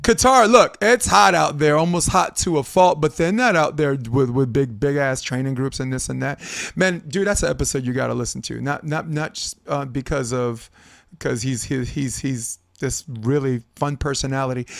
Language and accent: English; New York, United States; moved away; I'm from New York, and I know how it feels to only be able to actually play beach volleyball, like, for, three mon, four, four months out of the year